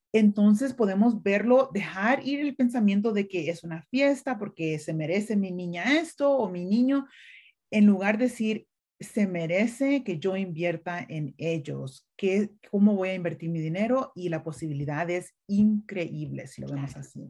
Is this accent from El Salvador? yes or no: yes; El Salvador; now in United States; yo crecí en una finca en El Salvador